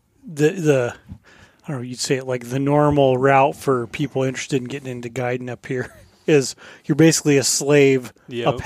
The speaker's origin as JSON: {"language": "English", "region": "Colorado", "country": "United States", "tie": "born or raised there", "moved": "yes", "lives_now": "Fairbanks, United States", "said": "I grew up in pretty rural Colorado and then moving to Fairbanks"}